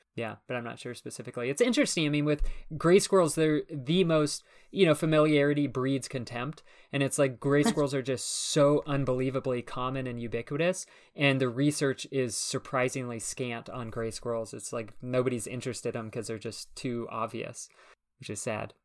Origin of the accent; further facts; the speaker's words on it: California, United States; moved away; also born or lived in New York City; I grew up out in California